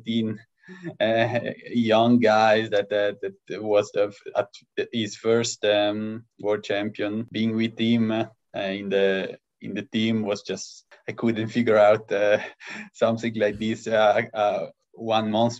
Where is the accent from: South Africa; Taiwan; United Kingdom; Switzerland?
Switzerland; Lugano, Ticino; I was born in Lugano.